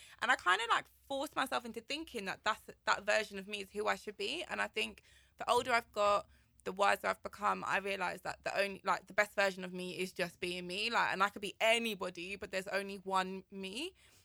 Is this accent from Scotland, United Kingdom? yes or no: no; London, United Kingdom; also born or lived in Kilburn; I grew up in Shepherd's Bush